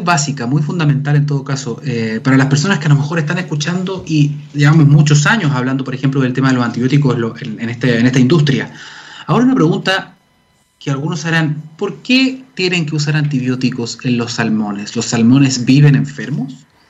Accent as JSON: {"language": "Spanish", "country": "Chile", "said": "somos todos chilenos"}